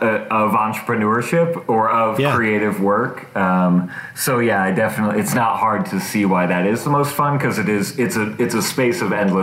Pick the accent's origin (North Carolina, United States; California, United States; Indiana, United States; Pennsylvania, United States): Indiana, United States; Bluffton; also born or lived in Anderson, Indiana; I live in Indianapolis, Indiana. I was born in Bluffton, Indiana, which is like a small farming town. Just imagine small Midwest town. And then I lived for a while in Anderson, Indiana. And then I have since moved to Indy.